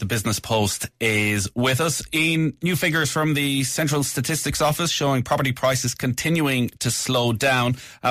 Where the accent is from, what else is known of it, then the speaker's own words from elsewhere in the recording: Ireland; My hometown of Ballyhonus, the least expensive place to buy a house in all of Ireland.